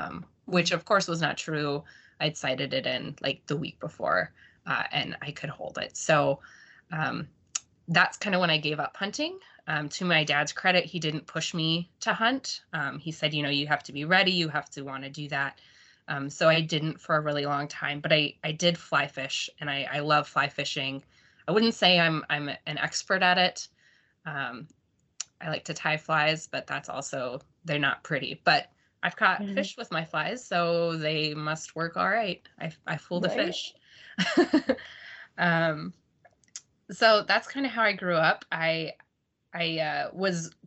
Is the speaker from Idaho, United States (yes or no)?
yes; Idaho Falls, Idaho, United States; I grew up in Idaho, so Southeast Idaho, Idaho Falls